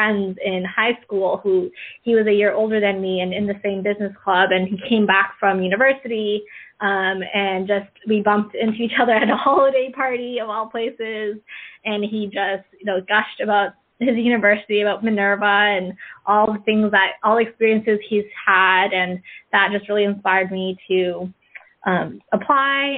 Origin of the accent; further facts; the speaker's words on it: Markham, Ontario, Canada; moved away as an adult; growing up in Canada, I grew up in Markham, Ontario, small suburb outside of Toronto